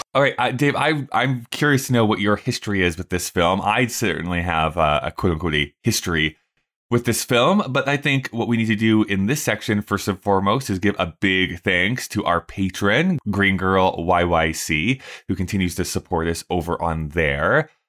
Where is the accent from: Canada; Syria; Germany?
Canada; Rocky Mountain House, Alberta; also born or lived in Red Deer; all these places I grew up in, Rocky Mountain House and Red Deer